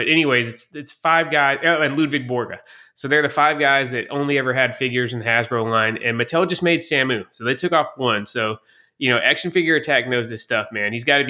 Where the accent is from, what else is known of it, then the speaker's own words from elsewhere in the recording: the South, United States; I don't know if just because I'm a Southerner, but his character always really resonated with me, man.